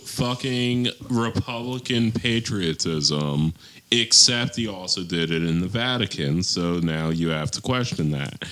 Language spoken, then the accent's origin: English; Ireland; I mean, as an Irishman